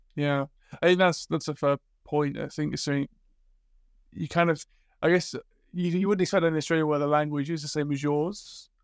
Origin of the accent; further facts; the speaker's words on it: Liverpool, North West England, United Kingdom; moved away; also born or lived in Sweden; growing up in Liverpool